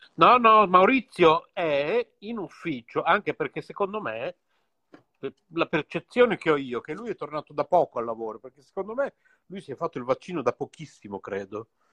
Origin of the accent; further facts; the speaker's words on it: Bologna, Emilia-Romagna, Italy; siamo tutti e due qui di Bologna